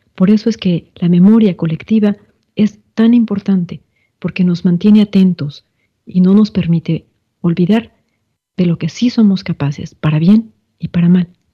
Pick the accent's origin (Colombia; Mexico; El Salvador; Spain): Mexico; esta fecha que nos marca también como mexicanos